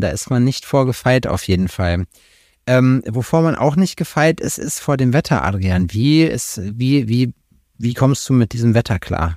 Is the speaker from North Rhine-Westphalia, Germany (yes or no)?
yes; Glör dam, North Rhine-Westphalia, Germany; moved away; die Staumauer an der Glör, da wo ich herkomme